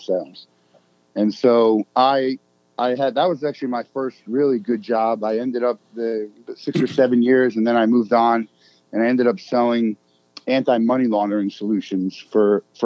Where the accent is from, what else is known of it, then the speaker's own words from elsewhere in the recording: Marlboro, New Jersey, United States; I grew up in Marlboro, New Jersey